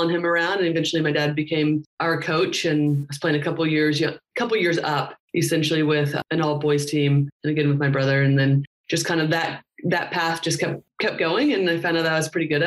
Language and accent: English; Indianapolis, Indiana, United States; I'm from Indiana. Grew up in Indianapolis